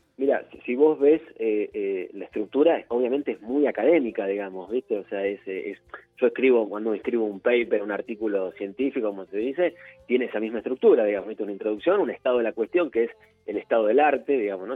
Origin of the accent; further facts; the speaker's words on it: El Palomar, Buenos Aires Province, Argentina; Soy, oriundo de Palomar, de ahora, de hecho, ahora mismo estoy acá en Palomar